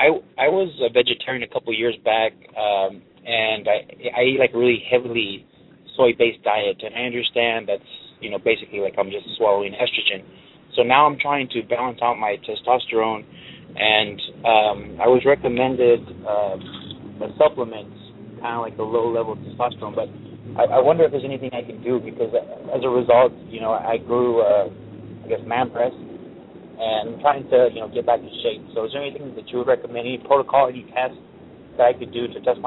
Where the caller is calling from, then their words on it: Fresno, California, United States; I'm calling from Fresno, California.